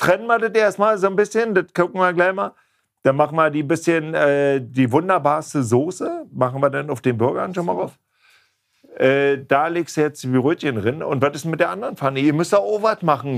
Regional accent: East Germany, Germany; Ich komme ja aus dem Osten

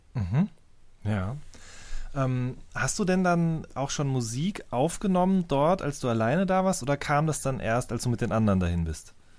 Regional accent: Hagen, North Rhine-Westphalia, Germany; ich bin in Hagen groß geworden in Nordrhein-Westfalen

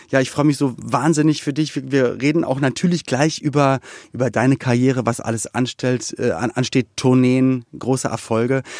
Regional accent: Berlin, Germany; aufgewachsen in Berlin-Spandau.

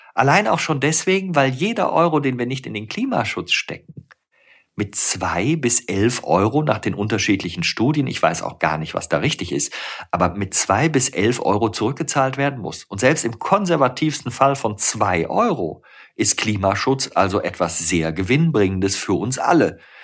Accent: Rhineland, Germany; ich bin ja Rheinländer, ich bin im Rheinland geboren

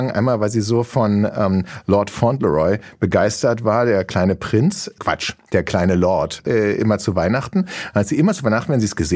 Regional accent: Berlin, Germany; born there; Doch, es gibt ja noch, statistisch gesehen gibt es, glaube ich, nur noch 49 Prozent gebürtige Berliner, die in Berlin leben. 51, also wir haben, wir sind jetzt in der Minderheit.

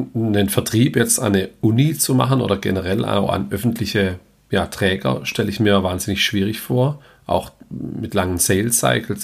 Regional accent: Heilbronn, Baden-Württemberg, Germany; komme ich selber auch aus Heilbronn

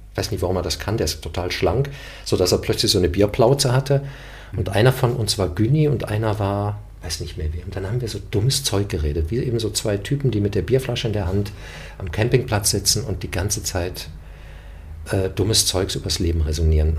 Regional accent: Germany; first language German; ich bin Deutscher, ich bin mit dieser Sprache aufgewachsen und das ist meine Heimatsprache

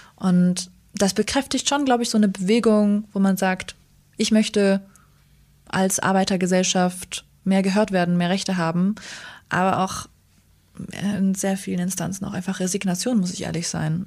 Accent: Germany; born or raised there; also born or lived in Northern Iraq

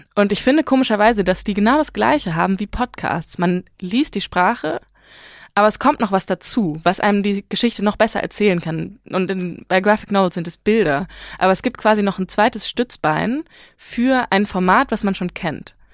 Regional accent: Hamburg, Germany; first language German and Farsi; moved away as an adult; also born or lived in Iran (family background); now in Berlin, Germany; ich komme halt aus Hamburg

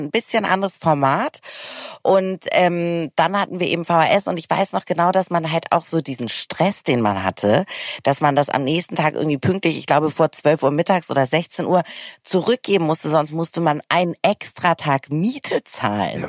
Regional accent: Hamburg, Germany; Ich komme ja auch aus Hamburg

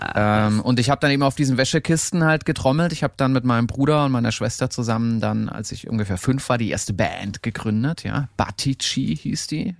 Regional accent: Erlangen, Bavaria, Germany; an so einem Musikinstitut in, hier in Erlangen in meiner Heimat

